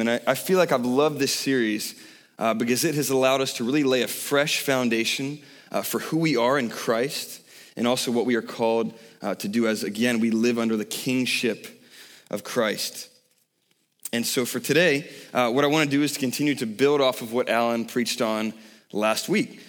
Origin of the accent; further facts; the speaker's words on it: Savannah, Georgia, United States; I grew up in Savannah, Georgia, right on the ocean